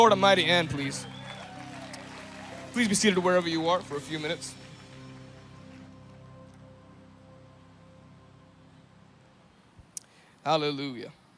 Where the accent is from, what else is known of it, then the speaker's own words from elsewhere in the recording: India; I'm from India